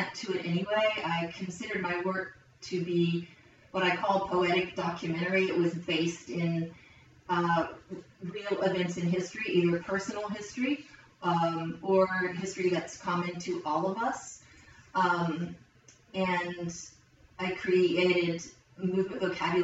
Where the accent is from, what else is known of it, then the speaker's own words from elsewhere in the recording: Logan, West Virginia, United States; moved away as an adult; also born or lived in Ohio / North Carolina; I grew up in Logan, West Virginia